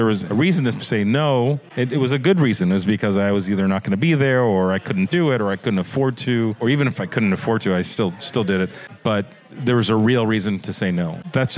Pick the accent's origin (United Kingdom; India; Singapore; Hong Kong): Singapore; Born and raised in Singapore.